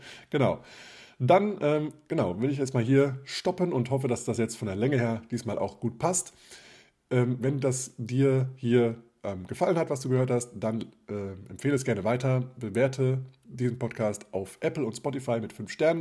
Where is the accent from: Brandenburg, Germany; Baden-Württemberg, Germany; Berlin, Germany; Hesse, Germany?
Hesse, Germany; South; moved away; Jetzt zu Ostern werde ich wieder in meiner Heimat sein. Das ist Südhessen